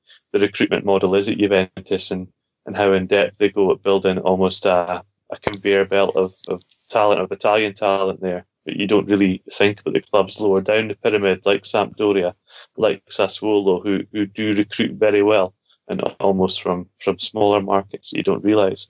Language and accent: English; Scotland, United Kingdom; being Scottish